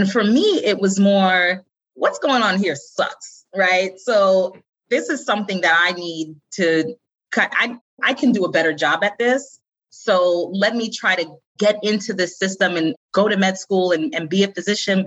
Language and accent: English; New York City, New York, United States; accent: Staten Island; I was born and raised in New York City. And when I start talking about it, you'll hear my Staten Island accent come out